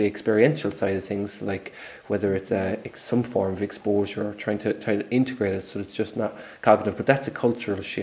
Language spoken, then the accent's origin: English; Ireland; I'm from Ireland